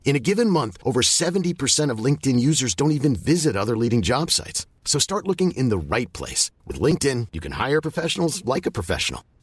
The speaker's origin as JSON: {"language": "German", "region": "Bavaria", "country": "Germany", "said": "Ich komme aus"}